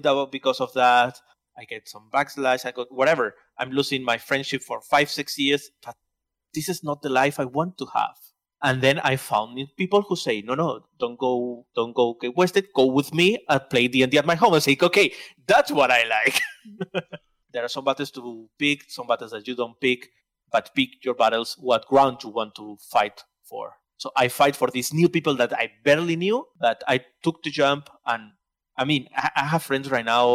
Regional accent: Barcelona area, Catalonia, Spain; first language Spanish; English is a second language; So I'm from Barcelona, okay. From a town to the big city.

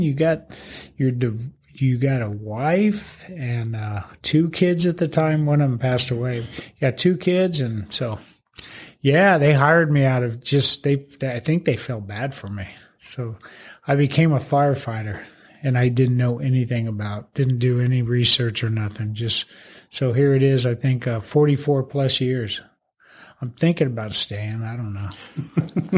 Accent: Phoenix, Arizona, United States; moved away as an adult; West Phoenix. Yeah, right in the Maryvale area

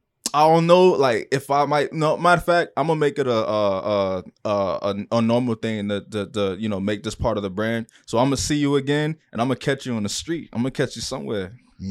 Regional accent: Broward, Florida, United States; this is Florida, and I am not from Miami. I am a Broward native

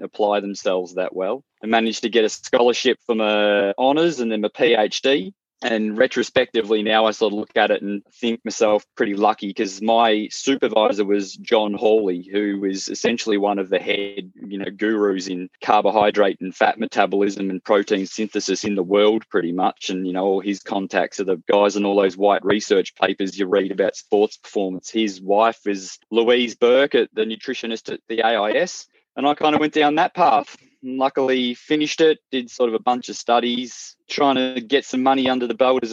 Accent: the Otways, Victoria, Australia; also born or lived in Melbourne, Australia; I moved back to the country from Melbourne, where I was down in Melbourne for 20 years. I've been back here for sort of 18 months in the country, just at the base of the Otways

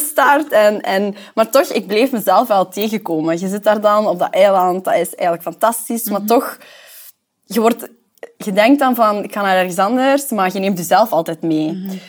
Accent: Temse, Flanders, Belgium; moved away as an adult; now in Antwerp, Belgium; ik ben eigenlijk afkomstig van Temse, Sint-Niklaas

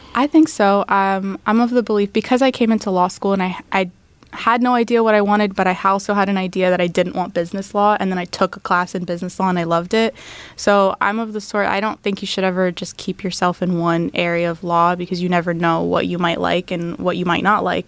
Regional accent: Tampa, Florida, United States; first language English and Arabic; now in Tallahassee, United States; I grew up in Tampa, um, but my family's from the Middle East

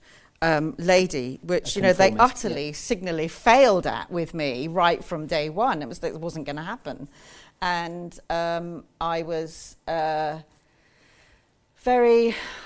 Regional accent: Ascot, South East England, United Kingdom; I was born in Ascot in Berkshire

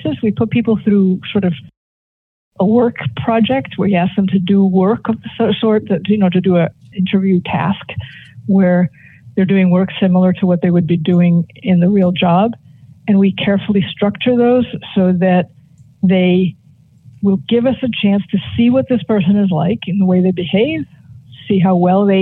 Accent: Boston, Massachusetts, United States; I grew up here.

